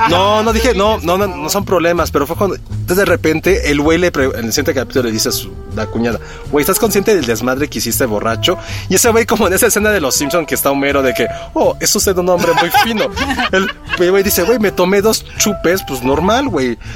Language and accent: Spanish; Mexico; yo cuando viajo al extranjero me preguntan por qué soy mexicana si soy güera.